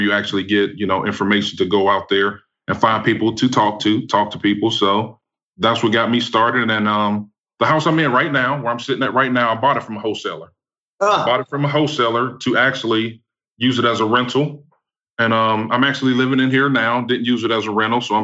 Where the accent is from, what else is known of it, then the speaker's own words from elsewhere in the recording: Youngstown, Ohio, United States; I'm from Youngstown, Ohio. I grew up pretty decent, man. Grew up in Youngstown